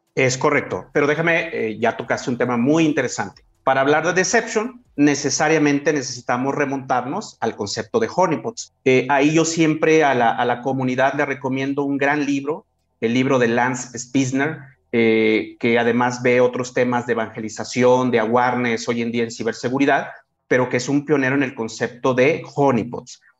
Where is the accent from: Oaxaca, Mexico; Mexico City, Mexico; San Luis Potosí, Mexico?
San Luis Potosí, Mexico; soy nativo, soy oriundo de San Luis Potosí, de la capital